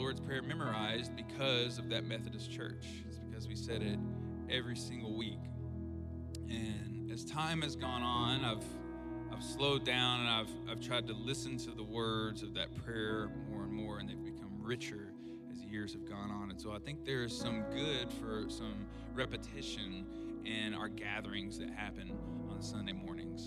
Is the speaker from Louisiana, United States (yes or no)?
no; South Arkansas, United States; I grew up in South Arkansas